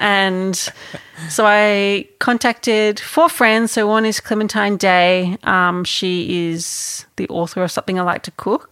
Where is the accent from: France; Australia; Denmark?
Australia; Melbourne, Victoria; being a kid growing up, um, growing up in Melbourne